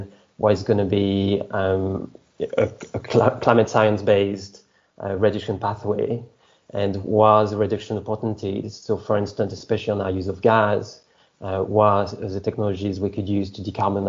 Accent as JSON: {"language": "English", "country": "France", "also_born_or_lived": "Scotland / Portsmouth", "accent": "French", "second_language": "English", "moved": "as an adult", "lives_now": "London, United Kingdom", "said": "I'm originally from France, so the accent. But I came to study in the UK"}